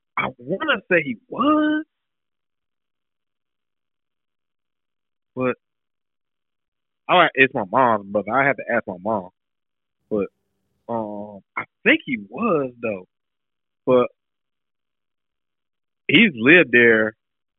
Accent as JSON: {"language": "English", "town": "Raleigh", "region": "North Carolina", "country": "United States", "tie": "born or raised there", "said": "I'm born and raised in Raleigh. Like, all Raleigh."}